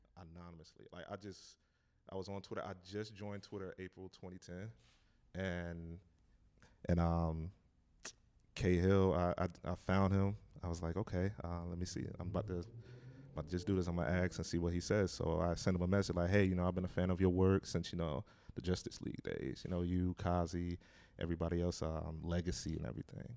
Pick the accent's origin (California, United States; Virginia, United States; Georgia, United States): Virginia, United States; Hampton; moved away as an adult; also born or lived in Detroit, Michigan / Wilson, North Carolina; now in North Carolina, United States; moved to Hampton, Virginia, and I grew up most of my life there.